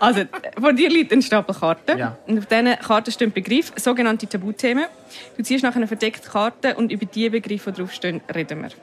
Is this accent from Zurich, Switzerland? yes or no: yes; Dietikon, Zurich, Switzerland; moved away; Und ich komme aus Dietik. Ich bin dort aufgewachsen, mein Bürgerort, mein Heimatort, alles, alles ist Dietik